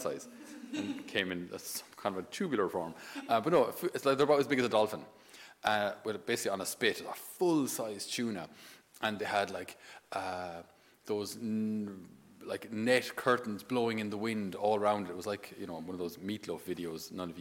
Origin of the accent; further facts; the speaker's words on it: Ireland; also born or lived in Naples; us being Irish